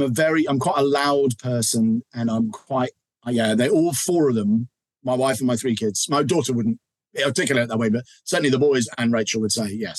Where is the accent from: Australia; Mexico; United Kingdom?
United Kingdom; England; as an English guy